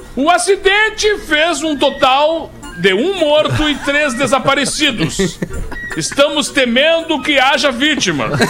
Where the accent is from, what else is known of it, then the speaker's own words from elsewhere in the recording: Alegrete, Rio Grande do Sul, Brazil; moved away; é a minha terra natal, onde nasceu a minha família toda lá